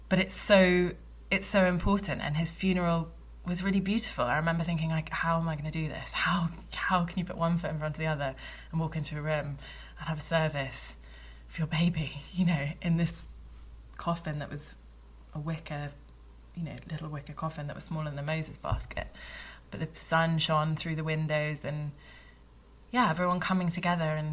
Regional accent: United Kingdom; being British

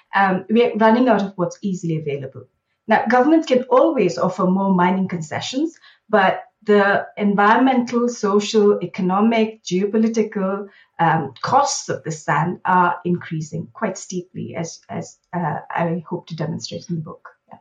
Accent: Bangalore, Karnataka, India; moved away as an adult; now in London, United Kingdom; I grew up in Bangalore in India

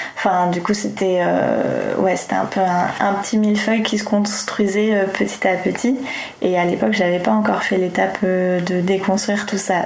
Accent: Tours, Centre-Val de Loire, France; moved away as an adult; also born or lived in Montreal, Canada; now in Paris, France; J'ai effectivement passé toute mon enfance à Tours. Euh, j'ai vraiment euh, grandi là-bas de mes 0 euh, ans à, mes 19 ans.

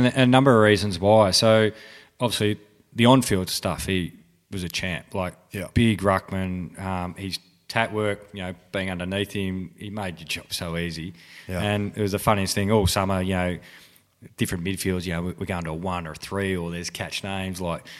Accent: Geelong, Victoria, Australia; I grew up in Geelong

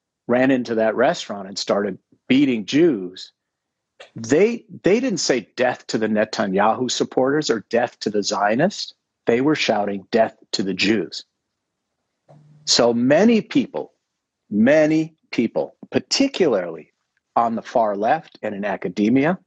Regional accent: Minneapolis, Minnesota, United States; I grew up in Minneapolis. My father's business was three blocks, my whole childhood, from where George Floyd was murdered

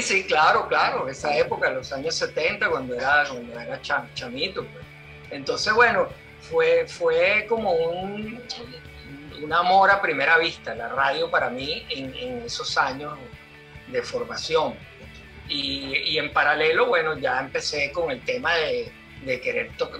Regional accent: Caracas, Capital District, Venezuela; moved away as an adult; now in Spain; Yo eh, nací y crecí, eh, viví en Altamira, Altamira Sur, para ser más preciso, eh, toda mi niñez y adolescencia

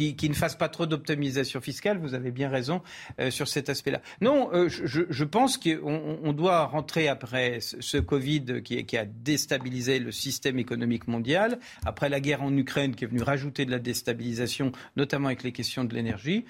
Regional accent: France; Je suis français

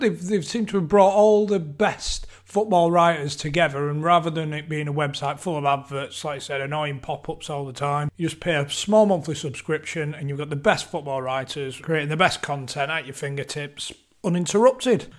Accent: Bolton, North West England, United Kingdom; growing up in Bolton as a Bolton fan

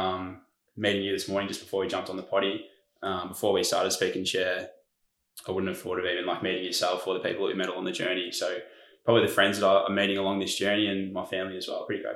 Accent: Mornington Peninsula, Victoria, Australia; Was born and bred on the Mornington Peninsula where we are at the moment, which is southeast of Melbourne.

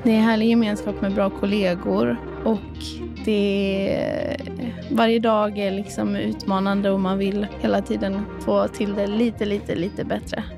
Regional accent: Skövde, Västra Götaland, Sweden; moved away as an adult; also born or lived in Gothenburg; now in Kristianstad, Sweden; jag är ursprungligen från Skövde

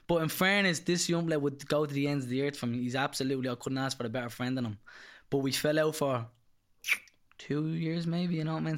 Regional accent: Dublin, Leinster, Ireland; I'm from Charlemont Street, originally Fletcher's, actually only up the road, and, uh, pretty rough area.

